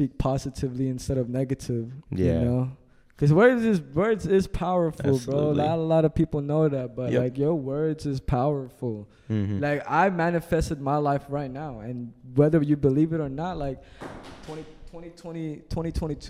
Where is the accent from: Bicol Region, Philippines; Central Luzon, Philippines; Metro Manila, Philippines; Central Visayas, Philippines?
Central Luzon, Philippines; Olongapo; also born or lived in Japan; now in Virginia, United States; I was from the Philippines, you know, like, you know, one house with 13 people to moving to Japan, finally staying in Virginia